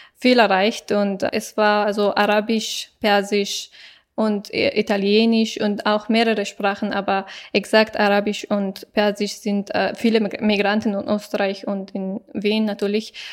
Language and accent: German; Afghanistan; German is a second language; now in Germany; es ist mein Land